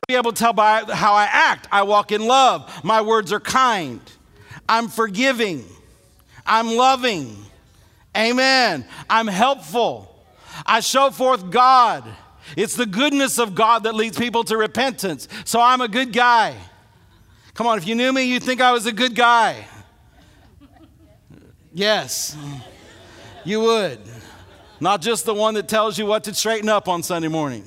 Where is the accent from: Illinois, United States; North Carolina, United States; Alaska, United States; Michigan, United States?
Illinois, United States; now in Alabama, United States; grow up in Illinois